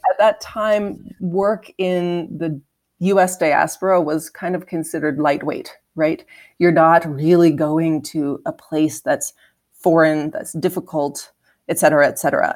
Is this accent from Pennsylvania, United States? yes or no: yes; outside Harrisburg, Pennsylvania, United States; I actually grew up in, like, a small place outside of Harrisburg, Pennsylvania